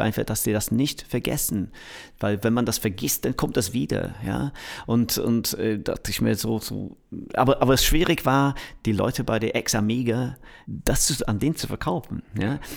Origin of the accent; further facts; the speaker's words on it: Manchester, North West England, United Kingdom; German is a second language; now in Berlin, Germany; ich komme aus Manchester